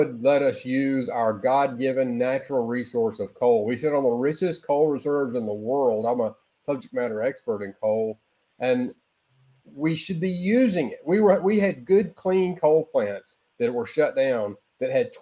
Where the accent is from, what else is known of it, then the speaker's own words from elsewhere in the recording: Kentucky, United States; my home state of Kentucky